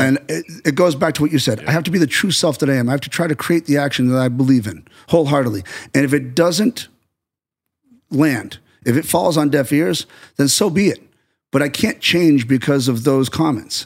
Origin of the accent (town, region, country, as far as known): United States